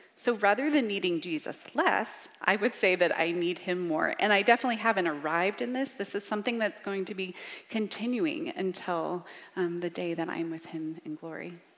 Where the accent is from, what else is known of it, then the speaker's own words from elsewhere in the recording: Richmond, Virginia, United States; I grew up in Richmond, Virginia, and I say y'all